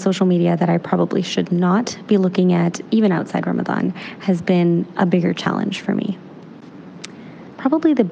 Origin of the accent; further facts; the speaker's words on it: Canada; In my experience growing up in Canada